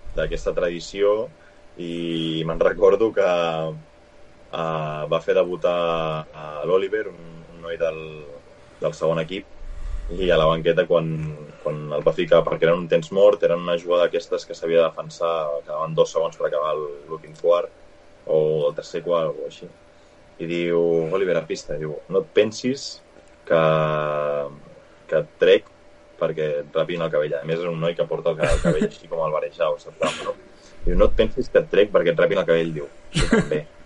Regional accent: Vilanova i la Geltrú, Catalonia, Spain; Jo soc de Vilanova

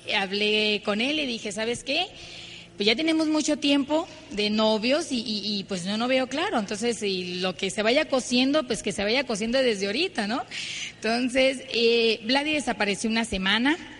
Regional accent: Ciudad Obregón, Sonora, Mexico; nosotros venimos de Ciudad Obregón, Sonora. Eh, vengo de una familia muy tradicional.

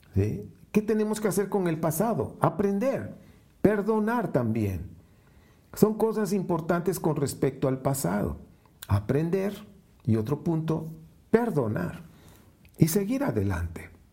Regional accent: Veracruz, Mexico; moved away; trabajé muchos años en una compañía italiana allá en Veracruz, Veracruz, de donde yo nací

